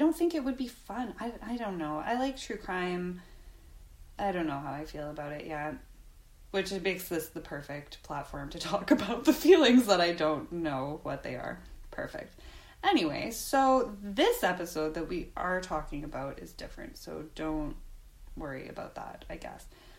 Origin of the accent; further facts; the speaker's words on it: Canada; As a Canadian, I've never heard any Canadian claim Jenny Jones as one of our own